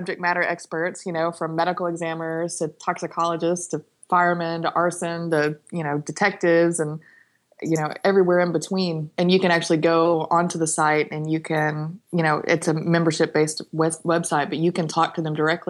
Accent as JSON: {"language": "English", "region": "Texas", "country": "United States", "said": "I'm from Texas, too"}